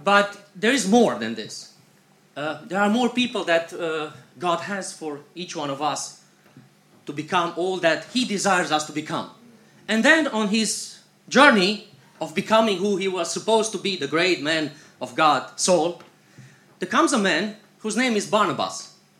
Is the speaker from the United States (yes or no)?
no; Iași, Iași County, Romania; We are coming from Iași, this is northeastern Romania, and um, um, we have three boys at home with our grandparents.